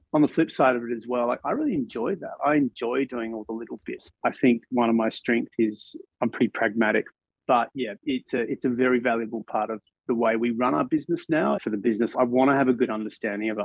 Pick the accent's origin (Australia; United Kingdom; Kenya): Australia; as an Australian